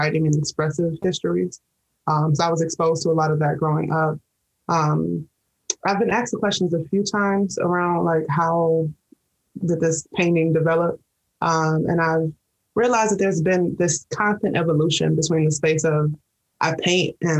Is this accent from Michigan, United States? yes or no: yes; Detroit, Michigan, United States; I mostly identify with being a Detroiter, born and raised in Detroit